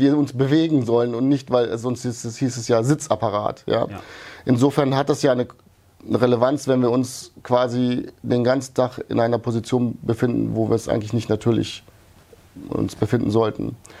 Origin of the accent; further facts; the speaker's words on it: Wuppertal, North Rhine-Westphalia, Germany; born or raised there; also born or lived in Yugoslavia